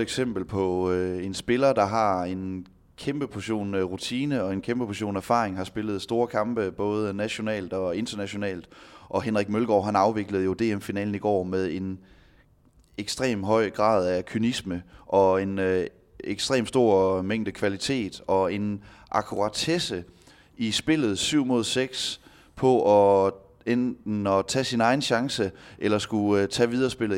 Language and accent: Danish; Denmark; som danskere